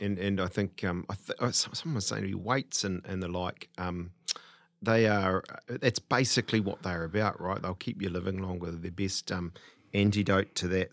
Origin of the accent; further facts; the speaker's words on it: Te Awamutu, Waikato, New Zealand; I was born in Te Awamutu